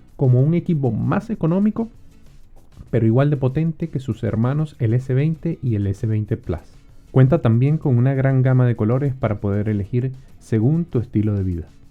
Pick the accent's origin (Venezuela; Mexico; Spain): Venezuela; moved away; Soy venezolano y he tenido la oportunidad de vivir en varios países